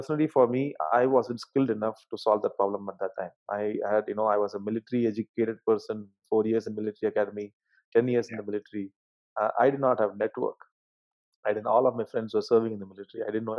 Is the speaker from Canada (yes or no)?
no; Madurai, Tamil Nadu, India; my hometown Madurai